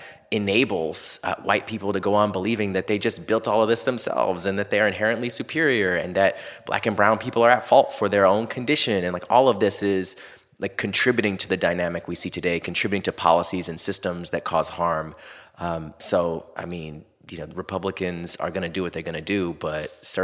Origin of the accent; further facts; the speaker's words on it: Orlando, Florida, United States; growing up in Florida, in Orlando